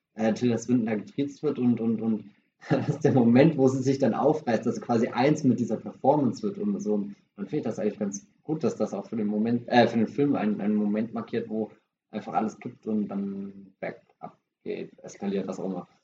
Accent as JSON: {"language": "German", "country": "Germany", "first_language": "German", "said": "bei uns in Deutschland"}